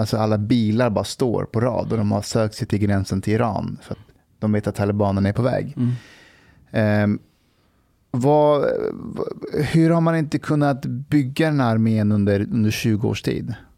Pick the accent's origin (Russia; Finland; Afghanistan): Afghanistan; Kabul; now in Sweden; vi är uppvuxna i Kabul, så både min mamma och pappa och när vi bodde där, vi var i Kabul.